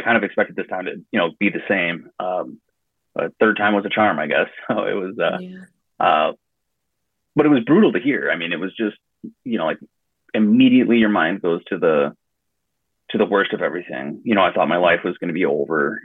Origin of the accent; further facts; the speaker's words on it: west central Wisconsin, United States; I grew up a uh, small town in west central Wisconsin called Tolma.